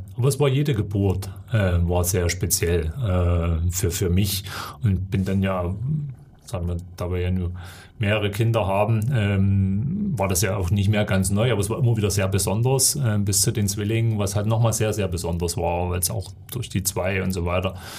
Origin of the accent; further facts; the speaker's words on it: Erzgebirge, Saxony, Germany; Erzgebirge ist natürlich eben schon meine Heimat. Das sind meine Wurzeln, da gehöre ich hin